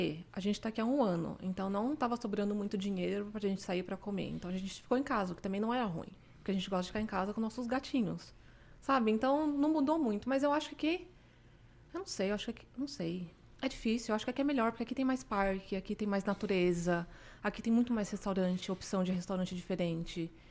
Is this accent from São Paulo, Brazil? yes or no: yes; São Paulo, Brazil; now in Canada; A gente veio de São Paulo e morava em Jabaquara. As pessoas não gostam que eu falo isso, mas eu não me sentia segura lá.